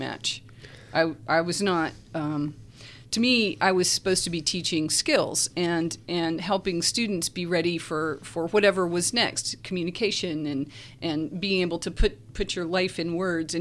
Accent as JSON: {"language": "English", "region": "Virginia", "country": "United States", "tie": "born or raised there", "also_born_or_lived": "Charlotte, North Carolina", "moved": "as an adult", "lives_now": "Lynchburg, United States", "said": "I grew up in Virginia, and then I came in 85."}